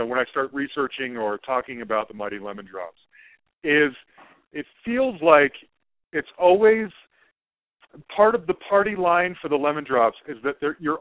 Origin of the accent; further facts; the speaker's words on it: Salt Lake City, Utah, United States; now in Denver, United States; I live in Denver, as we've established, but I grew up in Salt Lake City, Utah.